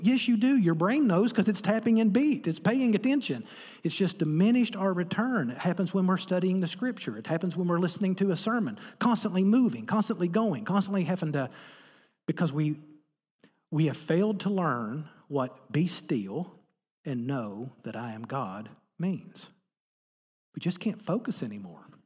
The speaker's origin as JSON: {"language": "English", "region": "Appalachia", "country": "United States", "said": "I'm from Appalachia, America"}